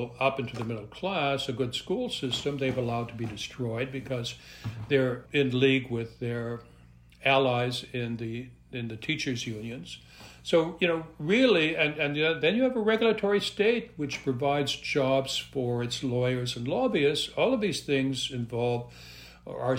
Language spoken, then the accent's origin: English; Montreal, Quebec, Canada; also born or lived in Western Canada; now in United States; I'm originally from Montreal